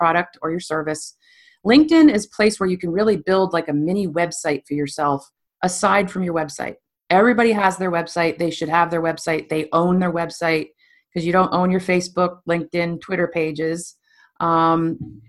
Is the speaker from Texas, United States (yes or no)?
no; Stowe, Vermont, United States; also born or lived in New York City; I was born and raised in Stowe, Vermont.